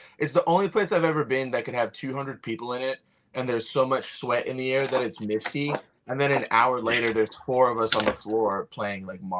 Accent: New York, United States; born there; I was born on Long Island, and I don't talk like that at all.

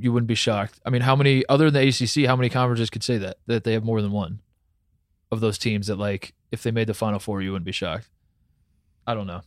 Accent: Indiana, United States; moved away; also born or lived in Ohio; I grew up in Indiana

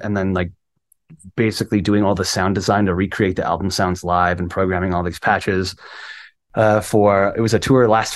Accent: Cleveland, Ohio, United States; I'm from Cleveland

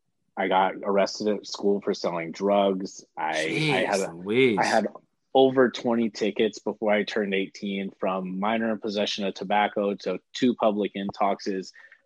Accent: Oklahoma, United States; born or raised there; moved away as an adult; also born or lived in Bakersfield, California; now in Los Angeles, United States

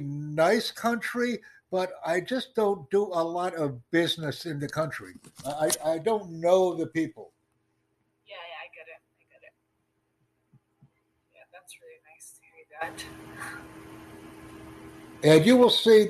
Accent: New York City, New York, United States; I'm from the New York City area

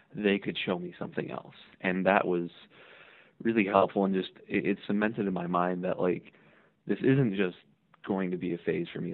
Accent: Hammond, Indiana, United States; I'm originally from Northwest Indiana, uh, a city called Hammond. It's just next door to Gary, and that's kind of where I grew up

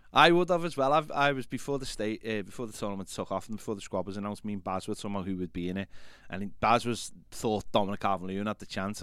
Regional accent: England, United Kingdom; as English or even British people

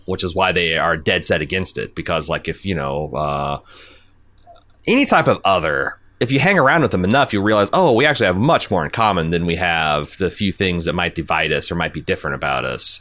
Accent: Indiana, United States; I was from Indiana, birthplace of Ryan White

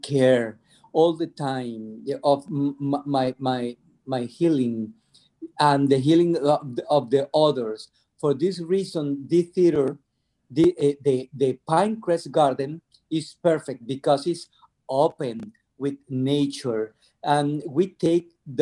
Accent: Venezuela; I'm from Venezuela

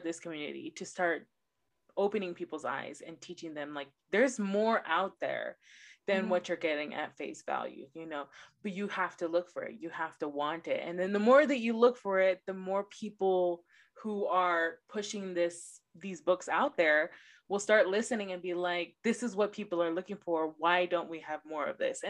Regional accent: Los Angeles, California, United States; I'm born and raised in Los Angeles

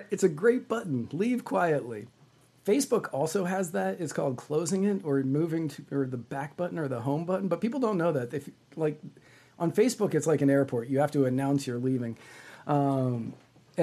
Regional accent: Virginia, United States; I grew up in Virginia. I grew up in Virginia

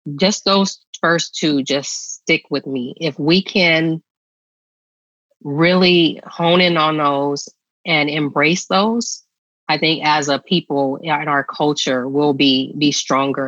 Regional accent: San Francisco, California, United States; I grew up in San Francisco

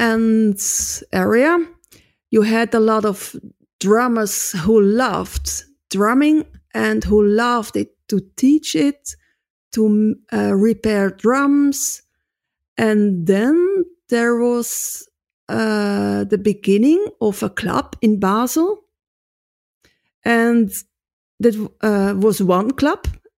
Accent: Netherlands; So I come from Holland and if I play the drums in Holland, they say, nice, very good.

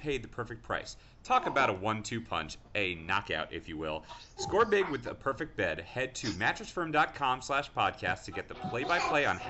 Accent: New York, United States; as a New Yorker

